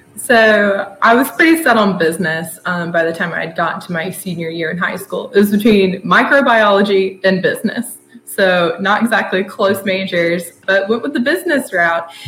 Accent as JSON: {"language": "English", "town": "Blairsville", "region": "Georgia", "country": "United States", "tie": "born or raised there", "moved": "as an adult", "lives_now": "Athens, United States", "said": "I'm from a little town called Blairsville, Georgia, up in the North Georgia mountains"}